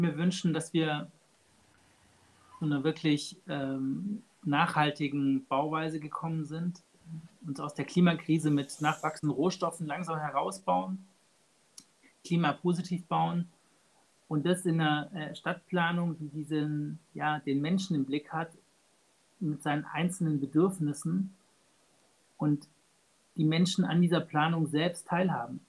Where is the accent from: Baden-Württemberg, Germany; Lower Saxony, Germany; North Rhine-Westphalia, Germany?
Baden-Württemberg, Germany; ich komme aus Baden-Württemberg, ja. Äh, ich lebe in Tübingen